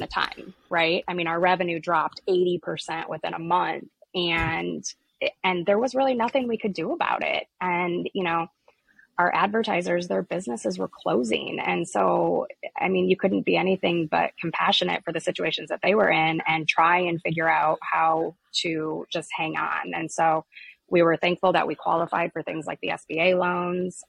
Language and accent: English; Iowa, United States; I was born and raised here in Iowa, which is where our company is actually located